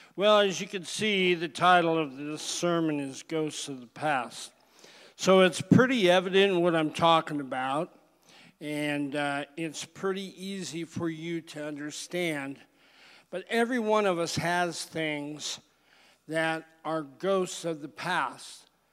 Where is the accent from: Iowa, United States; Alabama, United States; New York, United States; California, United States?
California, United States; moved away; I was from California